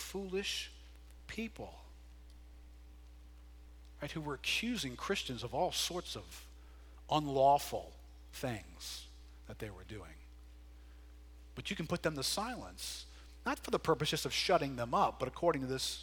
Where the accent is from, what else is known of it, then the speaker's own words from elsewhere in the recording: United States; we're more American than we are biblical